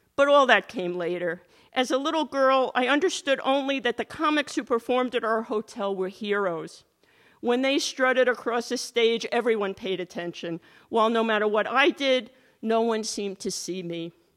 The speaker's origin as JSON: {"language": "English", "area": "Catskills", "region": "New York", "country": "United States", "tie": "born or raised there", "said": "the hotel it's based on was in my hometown. My family had a much smaller, grubbier version of a hotel"}